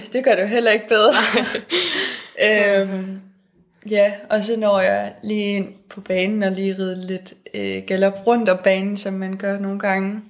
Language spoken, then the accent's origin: Danish; Denmark